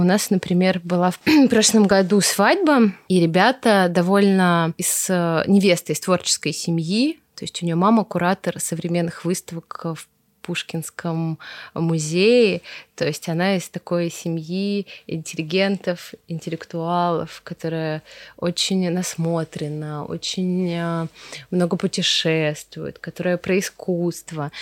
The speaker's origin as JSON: {"language": "Russian", "town": "Veliky Novgorod", "region": "Novgorod Oblast", "country": "Russia", "tie": "born or raised there", "said": "я из Великого Новгорода, и нас выводили с новгородскими художниками все эти наши старинные церкви там зарисовывать"}